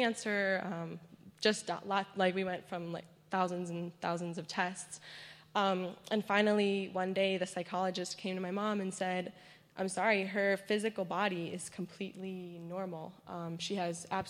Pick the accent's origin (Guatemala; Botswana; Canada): Guatemala; moved away; I was born and raised in Guatemala.